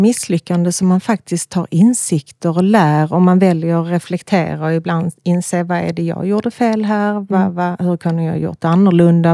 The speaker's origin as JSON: {"language": "Swedish", "town": "Malmö", "region": "Skåne", "country": "Sweden", "said": "Jag är från Malmö, mm. bor i Malmö"}